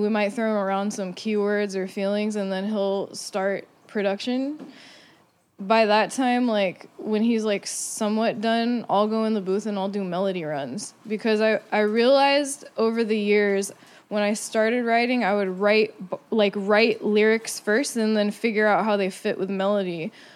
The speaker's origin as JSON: {"language": "English", "town": "Santa Cruz", "region": "California", "country": "United States", "tie": "born or raised there", "moved": "yes", "said": "growing up in Santa Cruz"}